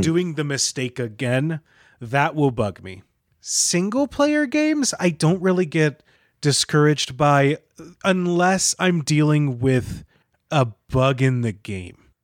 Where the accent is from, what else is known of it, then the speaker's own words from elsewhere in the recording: Michigan, United States; I'm from Michigan